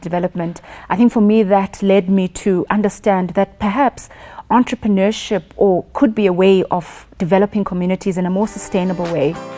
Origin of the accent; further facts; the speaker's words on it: Lusikisiki, Eastern Cape, South Africa; I come from Lusikisiki in the Eastern Cape, um, very rural